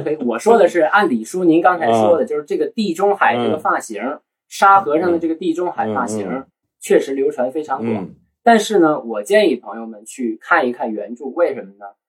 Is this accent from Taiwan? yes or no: no; northern China, China; 我们是北方人，我们念不出来。